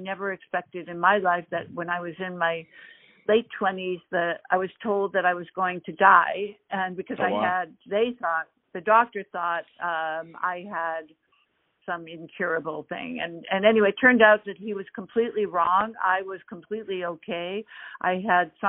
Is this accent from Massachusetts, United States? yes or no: yes; Boston, Massachusetts, United States; moved away as an adult; now in California, United States; I am a Boston girl